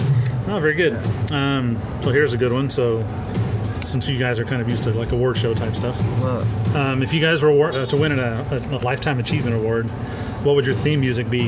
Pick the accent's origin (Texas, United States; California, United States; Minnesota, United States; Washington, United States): Texas, United States; Houston; I'm from Houston